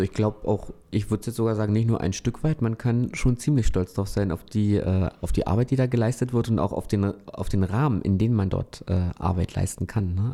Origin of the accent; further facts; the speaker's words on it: Hoyerswerda, Saxony, Germany; now in Hannover, Germany; gebürtig ähm, stamme ich aus Hoyerswerda